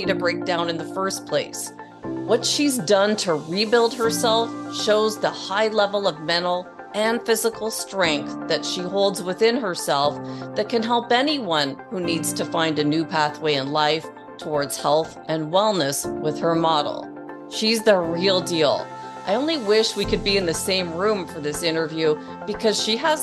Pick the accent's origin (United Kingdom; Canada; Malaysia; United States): United Kingdom; Worthing, South East England; I was born in Worthing, Sussex